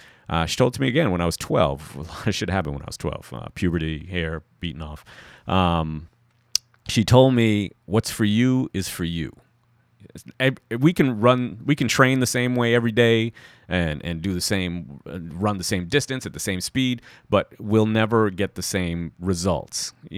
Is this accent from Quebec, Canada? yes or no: no; Toronto, Ontario, Canada; You know, I'm still from Toronto.